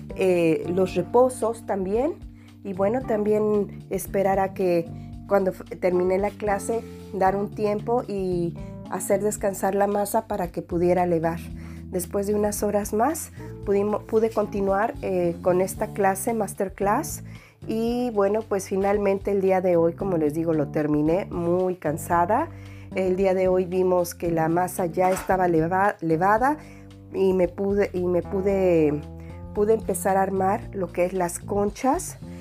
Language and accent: Spanish; Mexico; now in France; vive en el extranjero y que somos mexicanos